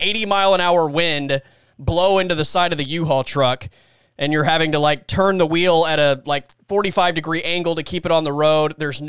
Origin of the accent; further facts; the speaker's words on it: that part of Texas, United States; moved away; There's an Allsups in my hometown.